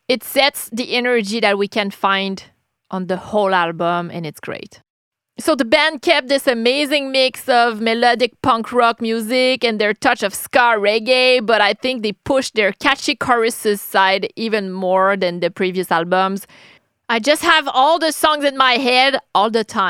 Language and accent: English; Quebec City, Quebec, Canada; accent: French-Canadian; English is a second language; I'm from Quebec City, Canada. I'm French-Canadian, that's why I have this accent